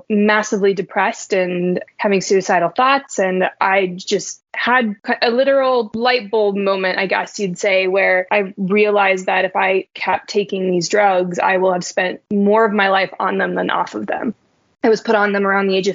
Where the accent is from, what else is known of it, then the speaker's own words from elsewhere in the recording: Reno, Nevada, United States; I was born and raised in Reno, Nevada